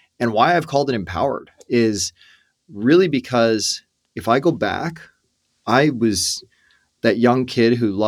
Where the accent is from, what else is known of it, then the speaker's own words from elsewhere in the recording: Canada; Yeah, I'm an Irish born, first born in Canada out of our family